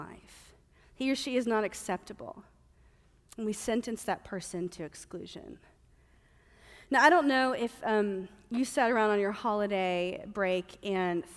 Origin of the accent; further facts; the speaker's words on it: the South, United States; moved away; I'm from the South